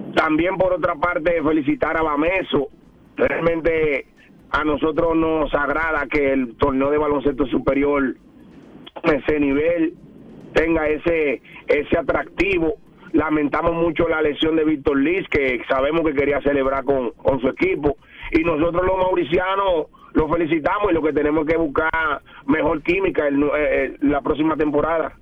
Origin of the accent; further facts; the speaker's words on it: Dominican Republic; nosotros como dominicanos